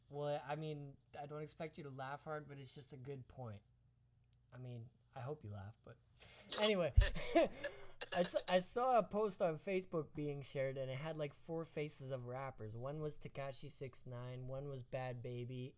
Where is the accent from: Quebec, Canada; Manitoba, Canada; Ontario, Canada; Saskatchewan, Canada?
Saskatchewan, Canada; Esterhazy; born or raised there